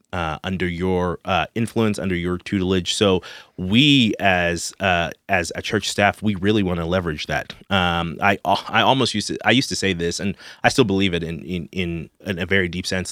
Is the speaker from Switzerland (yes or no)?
no; Zimbabwe; moved away as an adult; also born or lived in Denton, Texas; now in Texas, United States; I grew up in Zimbabwe, Africa